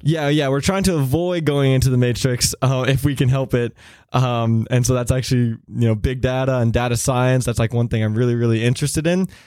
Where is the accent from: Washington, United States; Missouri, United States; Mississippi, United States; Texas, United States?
Missouri, United States; moved away as an adult; I'm a kid from Missouri who scoops ice cream and, you know, works on the family farm